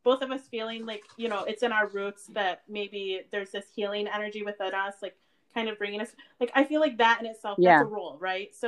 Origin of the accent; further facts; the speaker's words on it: United States; growing up in America in the day age that we did